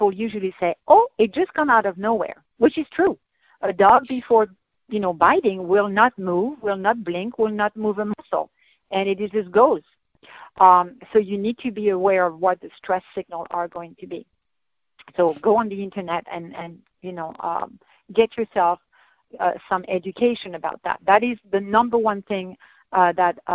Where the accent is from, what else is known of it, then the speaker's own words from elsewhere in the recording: France; moved away; I'm from the French Alps